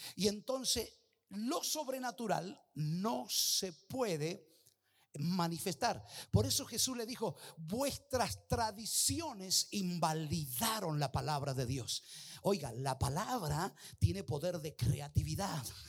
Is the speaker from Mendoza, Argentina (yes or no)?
yes; Mendoza, Argentina; como buen mendocino